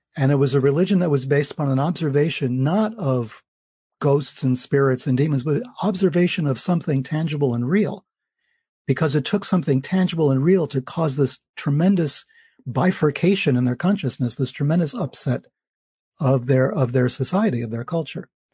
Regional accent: New York, United States; as a New Yorker, I grew up, uh, taking the subways

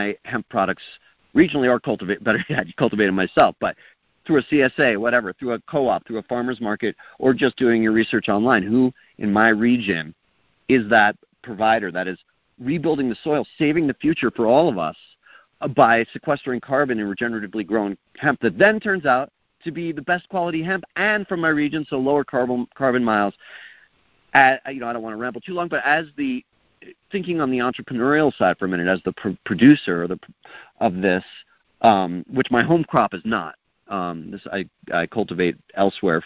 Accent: East Coast, United States; now in New Mexico, United States; I grew up in the East Coast

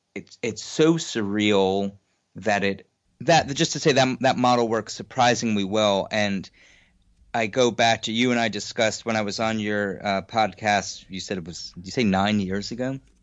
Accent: New York City, New York, United States; I grew up in Queens, New York

